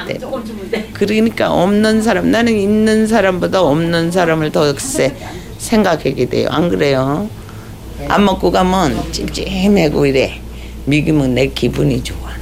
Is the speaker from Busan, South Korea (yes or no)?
no; Gangwon, South Korea; now in Seoul, South Korea; 강원도에서 자랐으니까 엄마하고 같이 했으니 팥죽도 잘 쓰고